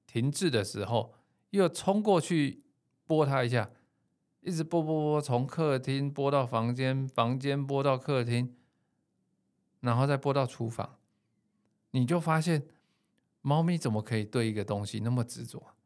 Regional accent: Taipei, Taiwan; 我自己是一个台北小孩，然后在都市长大生活，工作多年的上班族

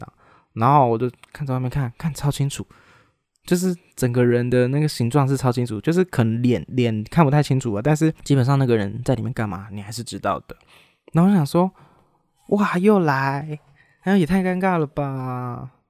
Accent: Taiwan; 我又不是中国人，我是台湾人

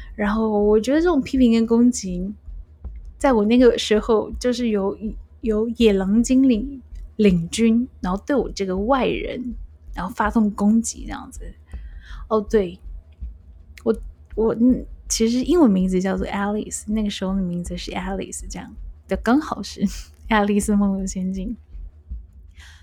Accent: Taiwan; moved away as an adult; also born or lived in Macau; 一样来自台湾，然后到澳门工作

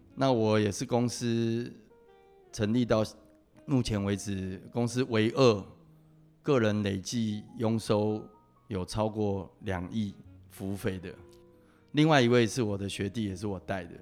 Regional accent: Taipei, Taiwan; 我父亲是老欧啊，我是在三军总医院出生的

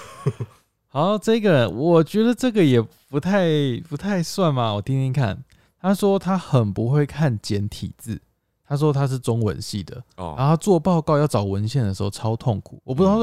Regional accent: Tainan, Taiwan; 我们台南人欸

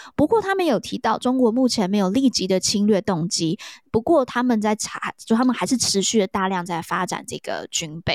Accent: Taiwan; 来自台湾

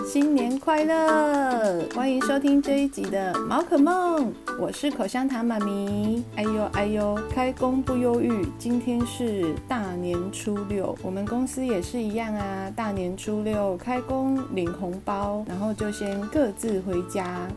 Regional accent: Taiwan; 我们是台湾人

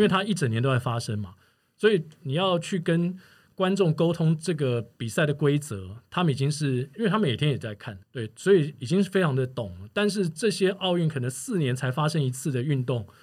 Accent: Taiwan; also born or lived in Singapore; 从我到新加坡去开始了我的转播生涯，就是应该说运动转播生涯，在二零零二年的时候，一直到我现在回到台湾这么多年来

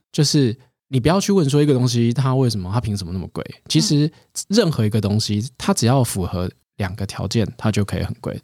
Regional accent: Taiwan; 我们台湾人能够想到的就是，哎，你去想到一个 idea，我用最低的成本

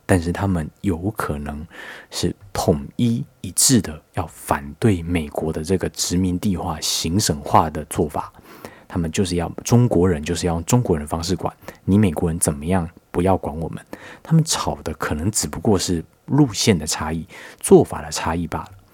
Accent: Taiwan; 作为我们一个台湾人来说呢

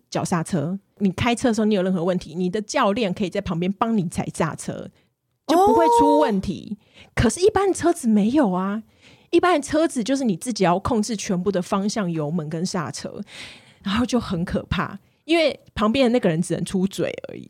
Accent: southern Taiwan, Taiwan; 毕竟这是我们南部人，大概七八岁就会的事情

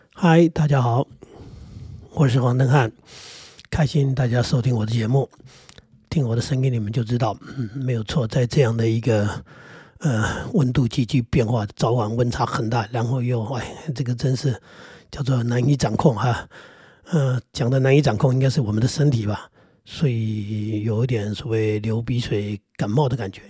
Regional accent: Jinguashi, New Taipei, Taiwan; 我在金瓜市水帘洞里长大，那就属于瑞芳地区。那我们是台金公司，台金公司本来就是采矿的

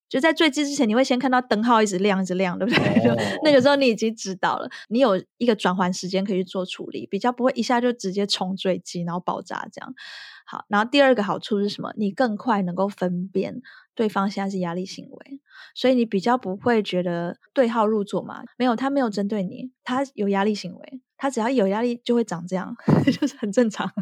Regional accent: Taiwan; now in France; 我回台湾的时候

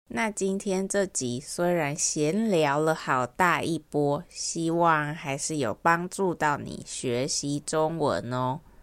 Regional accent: Taiwan; accent: Taiwanese accent

